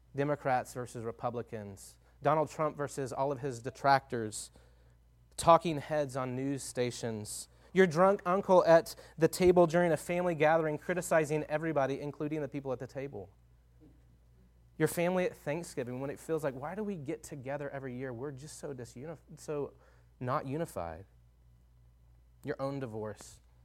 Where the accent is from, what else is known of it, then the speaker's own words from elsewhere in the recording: Longview, Texas, United States; moved away as an adult; now in Tucson, United States; I grew up in Northeast Texas in a town called Longview, Texas